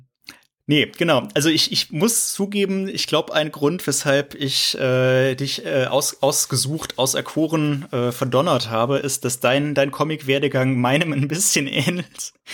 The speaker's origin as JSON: {"language": "German", "area": "near Cologne", "region": "North Rhine-Westphalia", "country": "Germany", "moved": "yes", "said": "ich komme ja, ich komme aus Köln ursprünglich ähm, ah, okay. Also aus dem ja. Rheinischen, also aus der Nähe, aus dem Rheinischen."}